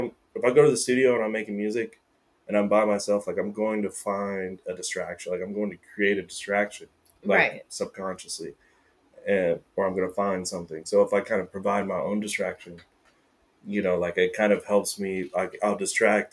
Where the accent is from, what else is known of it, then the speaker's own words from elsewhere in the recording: Florence, Alabama, United States; now in Seattle, United States; Born and raised in Alabama